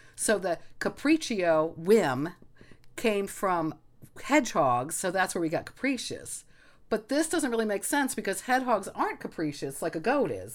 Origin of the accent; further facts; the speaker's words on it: Egypt; moved away; we grew up in Egypt